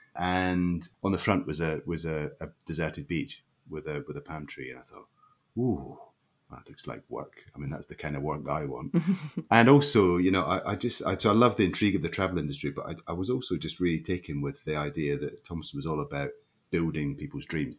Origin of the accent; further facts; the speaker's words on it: Leven, Scotland, United Kingdom; also born or lived in St Andrews; I grew up in a little uh, a little mining town on the east coast of Scotland called Leven